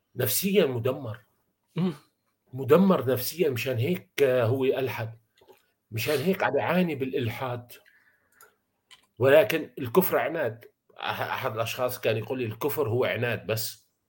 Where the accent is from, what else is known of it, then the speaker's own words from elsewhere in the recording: Syria; عندنا بسوريا